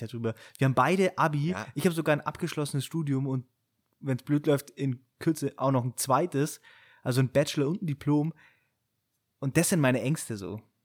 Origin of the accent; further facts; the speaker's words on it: Friedberg, Bavaria, Germany; ich bin ja in Friedberg geboren und aufgewachsen, das ist so ein kleines Kaff neben Augsburg.